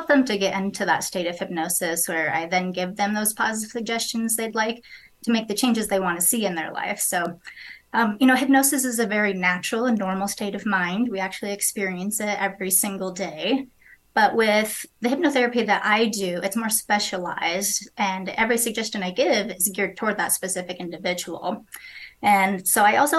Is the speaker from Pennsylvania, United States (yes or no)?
no; Fort Collins, Colorado, United States; now in Windsor, United States; I grew up in Fort Collins, Colorado